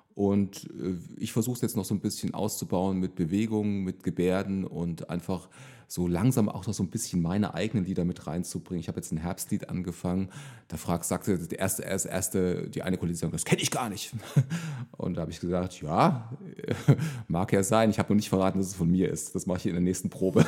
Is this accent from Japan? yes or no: no; Thuringia, Germany; moved away as an adult; now in Bad Kreuznach, Germany; Also ich bin ja gebürtiger Thüringer und bin äh, praktisch bis zu meinem äh, 20. Also ich bin 2000, nee, 1900, 1994 bin ich äh, zum Zivildienst nach Bad Kreuznach gekommen